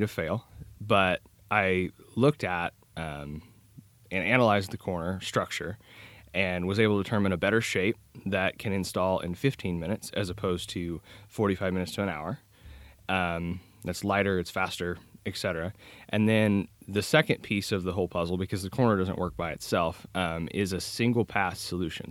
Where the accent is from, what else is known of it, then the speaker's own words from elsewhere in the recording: Kansas, United States; I'm originally from Kansas.